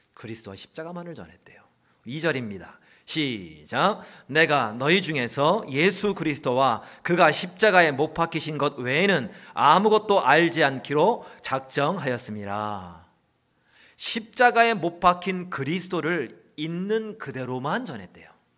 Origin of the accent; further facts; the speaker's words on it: Chuncheon, Gangwon, South Korea; 제 고향이 춘천입니다.